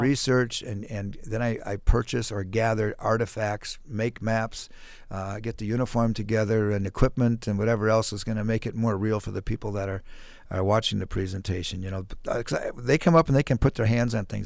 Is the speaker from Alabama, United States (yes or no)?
no; Mankato, Minnesota, United States; also born or lived in Maryland / Ellsworth, Wisconsin; when I was ten years old, fourth grade, we moved to Mankato, and I've lived in Mankato ever since then. So most of my life, yeah, I'm a, I'm a native Mankato